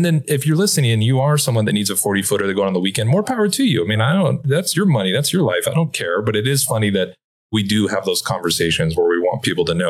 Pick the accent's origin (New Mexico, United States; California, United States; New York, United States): California, United States; Los Angeles; I'm like, no, I'm originally from Los Angeles